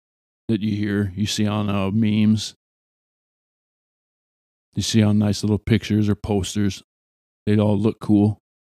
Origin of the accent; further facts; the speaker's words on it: Ireland; Well, yeah, I'm Irish. Yeah, it's St. Patrick's Day around the corner.